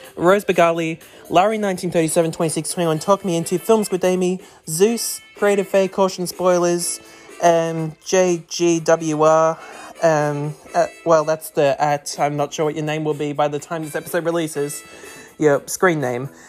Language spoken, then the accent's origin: English; Australia; accent: thick Aussie; my thick Aussie accent